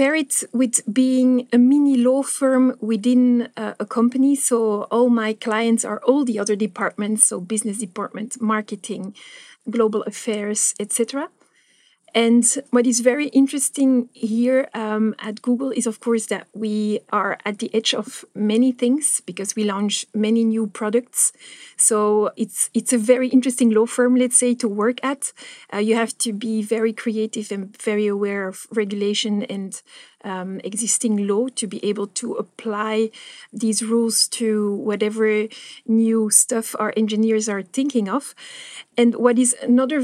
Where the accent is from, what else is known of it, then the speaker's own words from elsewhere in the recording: Antwerp, Flanders, Belgium; English is a second language; also born or lived in London; I'm from Antwerp.